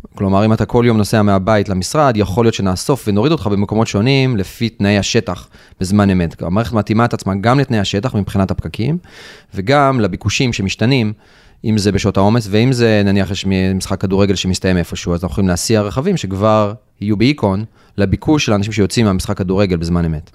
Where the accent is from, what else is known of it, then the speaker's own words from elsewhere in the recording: Rishon LeZion, Central District, Israel; אני לדוגמה גדלתי בראשון לציון